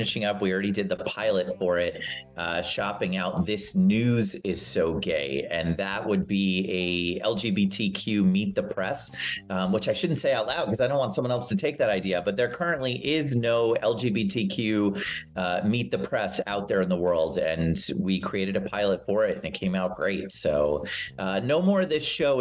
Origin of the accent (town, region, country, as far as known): New Jersey, United States; born or raised there; moved away as an adult; also born or lived in New York City